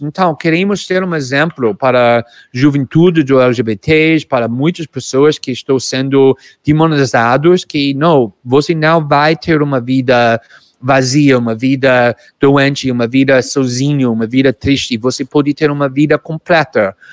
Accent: United States; Portuguese is a second language; now in Brazil; eu sou mais frio como norte-americano

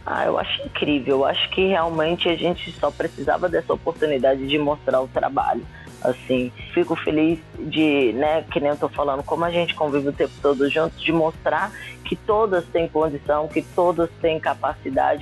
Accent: Brasília, Federal District, Brazil; moved away; sou de Brasília, de uma cidade satélite chamada Ceilândia, né? Inclusive comecei no SESI da Ceilândia

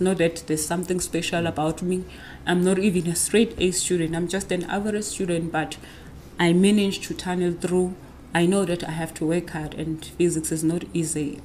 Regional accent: Nongoma, KwaZulu-Natal, South Africa; I grew up in the small town in KwaZulu Natal called Wanongoma

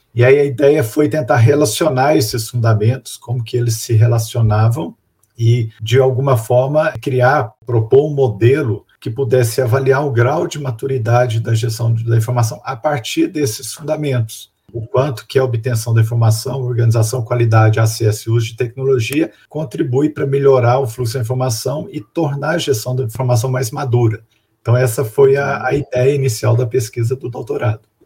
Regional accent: Belo Horizonte, Minas Gerais, Brazil; moved away as an adult; also born or lived in Divinópolis, Brazil; now in Curitiba, Brazil; Sou de Belo Horizonte, é, na verdade, mineiro, nascido em Divinópolis, mas há muito morava em Belo Horizonte

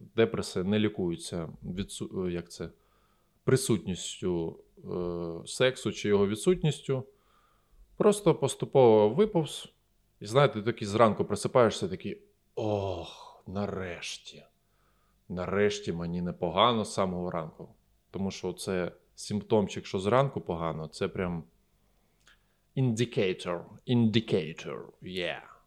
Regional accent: Eastern Ukraine, Ukraine; Я з Востока

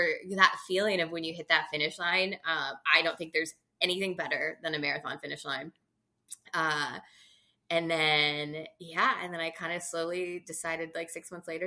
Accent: California, United States; growing up in California

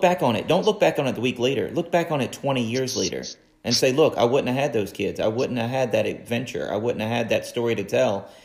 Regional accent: Virginia, United States; Growing up in Virginia

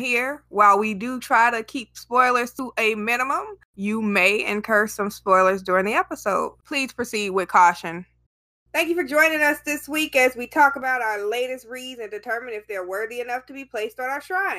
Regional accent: United States; I'm American.

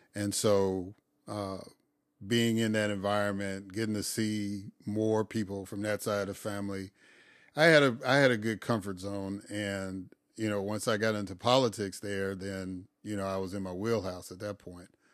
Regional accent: Chicago, Illinois, United States; moved away as an adult; also born or lived in Mississippi; now in Atlanta, United States; I'm originally from Chicago

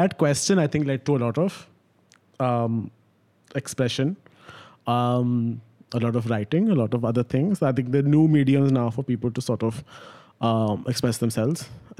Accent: Pakistan; now in Dubai, United Arab Emirates; I live in Dubai, but I'm Pakistani, but I'm not from... I don't have a Dubai citizenship

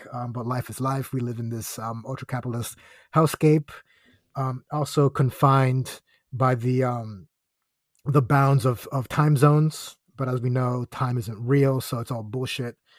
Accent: Aguadilla, Puerto Rico; moved away; also born or lived in Florida; my hometown of Aguadilla

